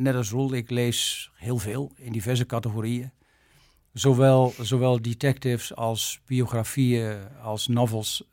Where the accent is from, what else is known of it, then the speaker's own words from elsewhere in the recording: Arkel, South Holland, Netherlands; moved away as an adult; also born or lived in Leiden; now in Japan; geboren in Arkel, Zuid-Holland, 16 februari 1955